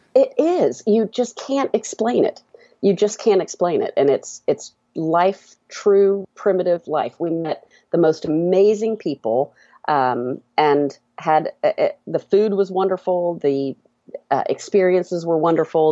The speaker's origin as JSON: {"language": "English", "town": "Atlanta", "region": "Georgia", "country": "United States", "said": "we're from Atlanta. uh, I live just inside of two eighty-five and kind of, uh, middle Atlanta"}